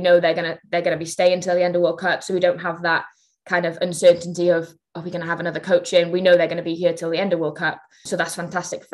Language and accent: English; Wales, United Kingdom; as a Welsh nation